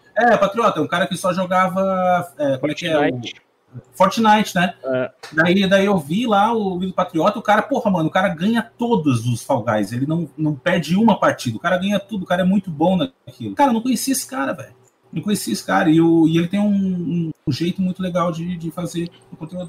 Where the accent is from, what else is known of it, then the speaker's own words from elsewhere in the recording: Brazil; eu vivo no Brasil também, eu sou brasileiro